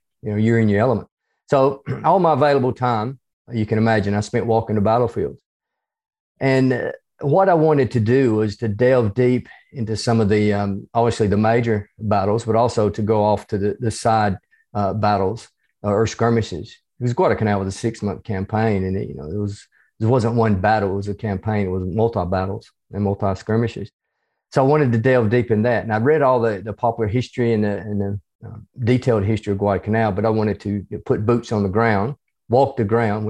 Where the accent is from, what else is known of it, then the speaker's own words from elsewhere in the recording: the South, United States; accent: hybrid southern United States and Australian; moved away as an adult; now in Australia; I'm originally from the United States. You can probably tell from my accent, even though it's a hybrid accent between